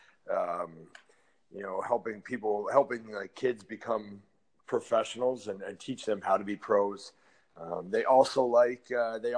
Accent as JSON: {"language": "English", "town": "London", "region": "Ontario", "country": "Canada", "tie": "born or raised there", "said": "I like being here in London"}